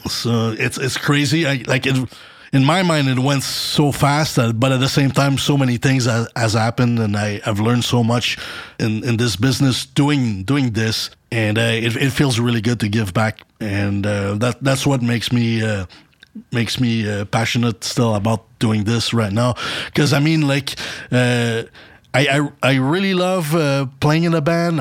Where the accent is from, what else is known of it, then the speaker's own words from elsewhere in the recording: Montreal, Quebec, Canada; moved away as an adult; now in Dallas, United States; I'm from Montreal.